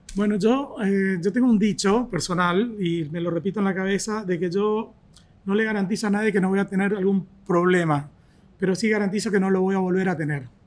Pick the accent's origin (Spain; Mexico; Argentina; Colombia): Argentina; moved away; soy argentino